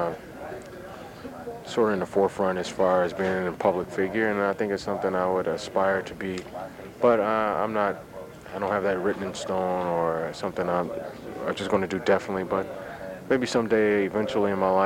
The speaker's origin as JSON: {"language": "English", "town": "Detroit", "region": "Michigan", "country": "United States", "tie": "born or raised there", "said": "Grew up in Detroit. I love the city and proud to be from Detroit and the Motor City."}